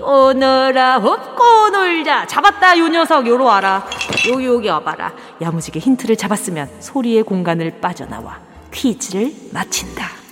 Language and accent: Korean; Busan, South Korea; now in Seoul, South Korea; 내 고향은 부산 아이가